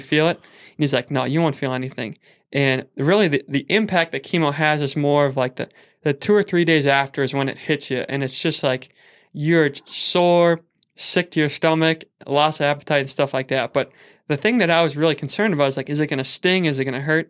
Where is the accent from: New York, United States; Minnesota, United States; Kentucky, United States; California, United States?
Minnesota, United States; Saint Paul; I was from Saint Paul